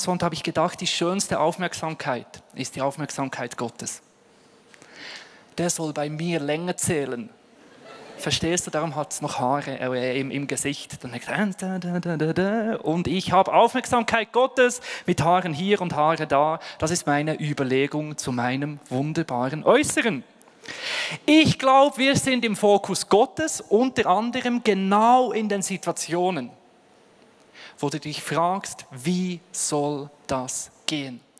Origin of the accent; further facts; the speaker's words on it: Ostermundigen, Bern, Switzerland; Aufgewachsen bin ich in Bern, wunderschön in 3072 Ostermundigen, Postleitzahl und Ort meiner Herkunft.